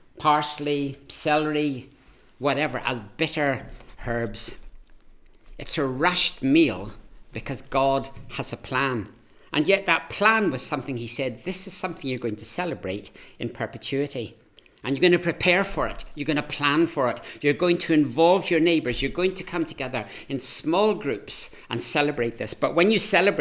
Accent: Ireland; I'm Irish

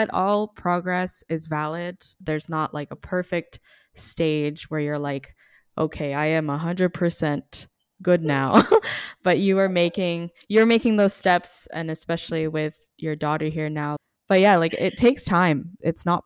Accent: Philippines; To get to say that I'm Filipino is a gift. So thank you for that reminder. Our generation gets a little too sour but being Filipino is is wonderful.

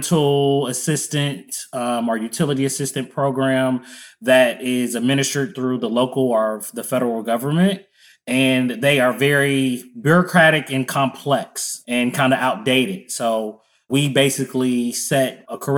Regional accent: Cincinnati, Ohio, United States; also born or lived in Columbus, Ohio; born and raised in Cincinnati, Ohio.

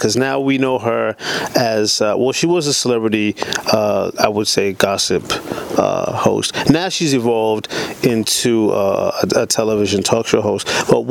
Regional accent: Boston, Massachusetts, United States; we're both from Boston.

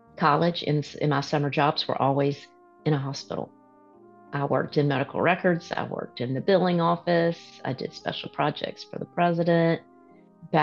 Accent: Alabama, United States; I'm generationally from Alabama, so you asked where I grew up, but generations of my family has lived here

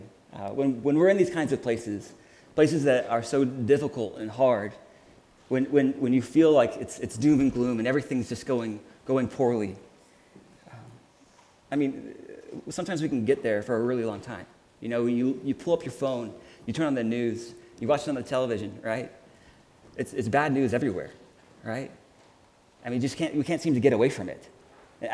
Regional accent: Houston, Texas, United States; also born or lived in Chicago; now in Kansas City, United States; I'm from Houston, Texas, which looks nothing like that.

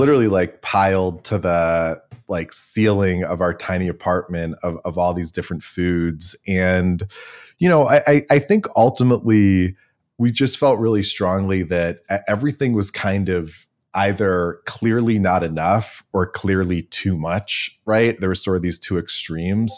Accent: Cleveland, Ohio, United States; I grew up in Cleveland with a somewhat ridiculously high number of dogs

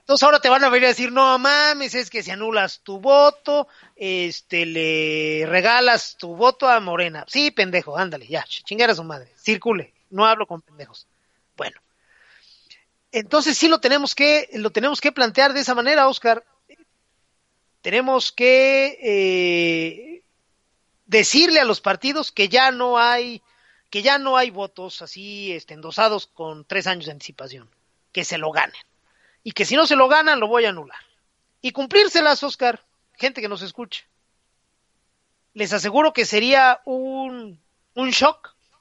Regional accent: Mexico; todos los impresores de México

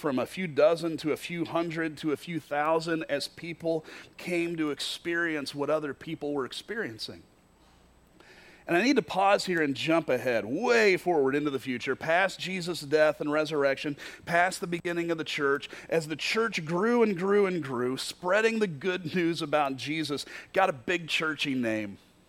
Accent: Kentucky, United States; The very first time I entered into the Quad Cities, I was in college from Kentucky

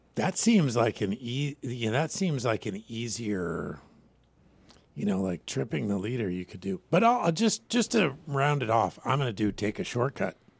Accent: Washington, United States; I grew up in Washington State

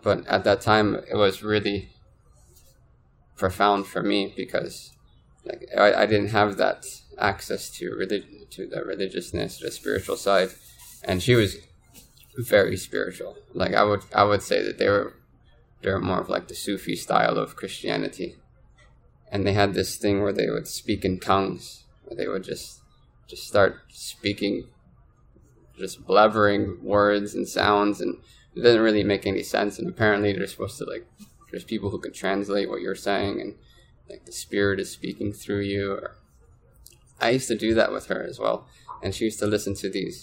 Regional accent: Trenton, New Jersey, United States; So I grew up in Trenton, New Jersey

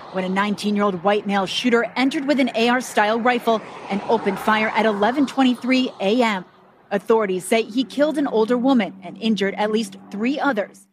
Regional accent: Pittsburgh, Pennsylvania, United States; moved away; I lived, I grew up in Pittsburgh, Pennsylvania

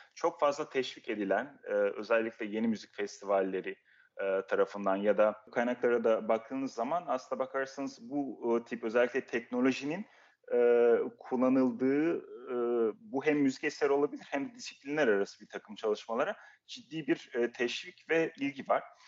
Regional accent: Turkey; moved away as an adult; also born or lived in Uzbekistan / Amsterdam, Netherlands; now in Vienna, Austria; Türkiye'de doğdum, büyüdüm.

